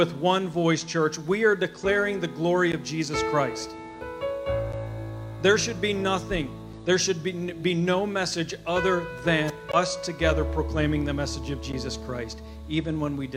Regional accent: Chambersburg, Pennsylvania, United States; my family at the July 4th parade in my hometown of Chambersburg, Pennsylvania

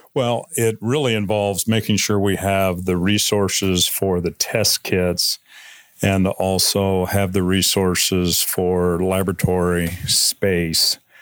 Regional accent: Missouri, United States; now in McCall, Idaho, United States; I grew up in Missouri

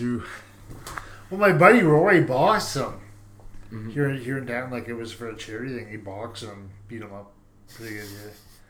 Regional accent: Canada; we're Canadian.

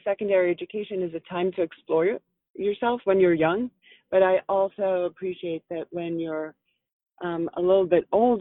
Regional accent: Philadelphia, Pennsylvania, United States; my hometown of Philadelphia

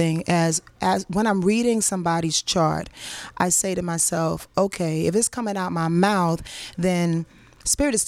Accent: Yonkers, New York, United States; I'm from Yonkers.

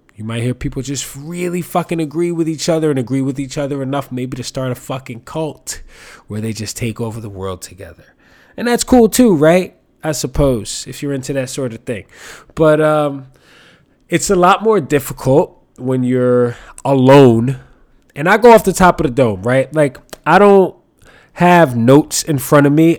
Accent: New York City, New York, United States; I grew up here in New York

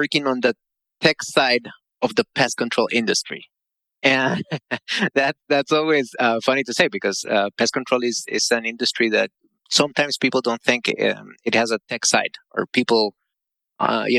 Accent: Costa Rica; I live in Costa Rica, by the way, born and raised in Costa Rica.

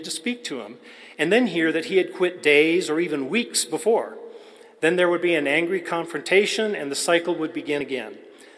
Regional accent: El Paso, Texas, United States; I was born in El Paso, Texas in 1962, so I'm at the very tail end of the baby boomers.

